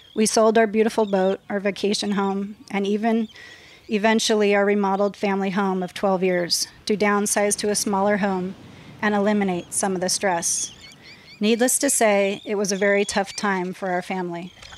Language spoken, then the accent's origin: English; Los Angeles, California, United States; I was raised in San Fernando Valley in West Hills